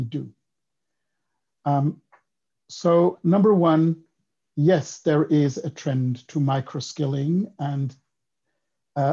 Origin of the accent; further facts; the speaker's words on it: Switzerland; English is a second language; moved away as an adult; also born or lived in Israel / United States; I grew up in Switzerland, so 18 years, the first 18 years of my life, I was there, but then I moved to Israel.